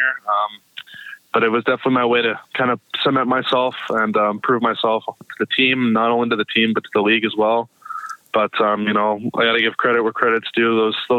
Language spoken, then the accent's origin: English; Canada; being Canadian